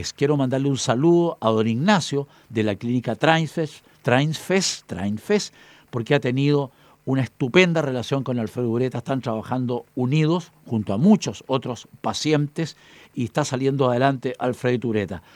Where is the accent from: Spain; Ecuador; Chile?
Chile; Chillán, Ñuble; De Talca, de Talca, Chillán, mi tierra, hacia